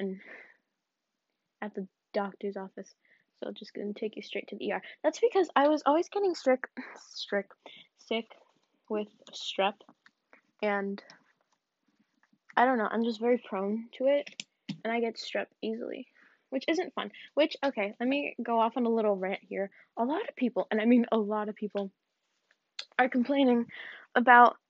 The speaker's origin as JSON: {"language": "English", "region": "the South", "country": "United States", "said": "I'm from the South."}